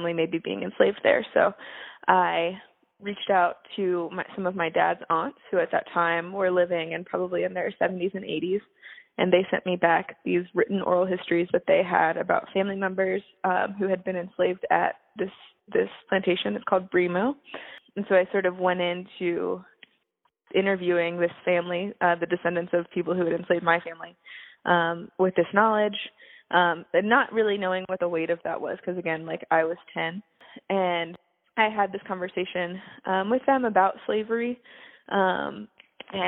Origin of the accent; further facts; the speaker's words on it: Fluvanna County, Central Virginia, United States; also born or lived in Williamsburg, Virginia / Braddock, Pennsylvania / North Carolina; I grew up in Central Virginia, about 15 miles southeast of Charlottesville in Fluviana County.